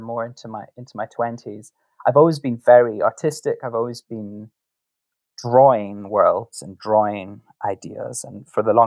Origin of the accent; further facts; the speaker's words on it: Scotland, United Kingdom; I come from Scotland